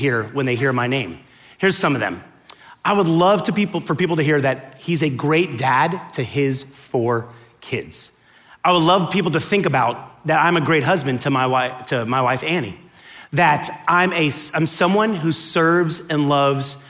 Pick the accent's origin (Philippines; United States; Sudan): United States; Miami, Florida; I grew up in Miami, right? And growing up in Miami, when I was born there